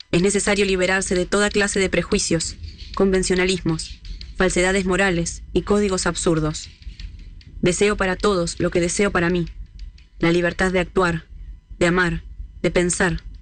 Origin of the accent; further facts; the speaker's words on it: Argentina; para que se me reconozca el lugar que merezco como mujer, como deportista, como argentina.